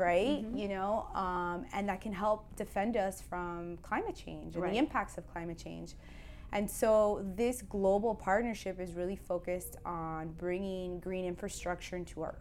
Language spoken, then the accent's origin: English; Miami, Florida, United States; You and I grew up here in Miami